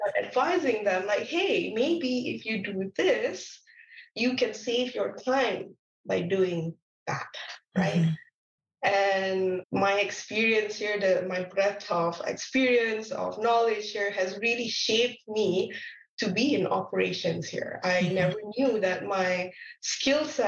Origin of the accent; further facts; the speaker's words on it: Malaysia; moved away as an adult; also born or lived in Lincoln, United Kingdom; now in Canada; I'm not from Canada. I am from Malaysia